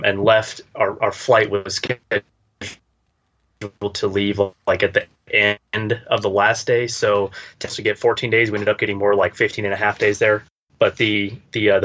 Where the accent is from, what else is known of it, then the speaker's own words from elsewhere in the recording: United States; as an American